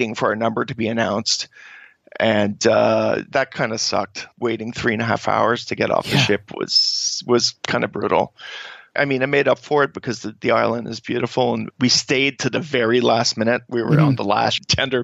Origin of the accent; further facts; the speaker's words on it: Canada; as Canadians